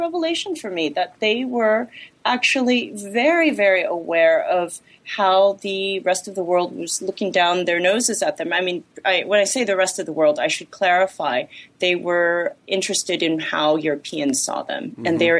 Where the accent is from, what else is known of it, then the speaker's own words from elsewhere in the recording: Los Angeles, California, United States; Well, I was born and raised in Los Angeles